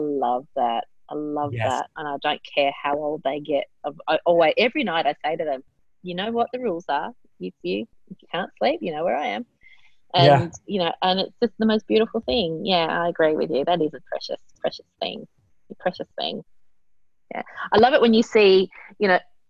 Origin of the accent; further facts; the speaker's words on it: Australia; in Australia, we speak real English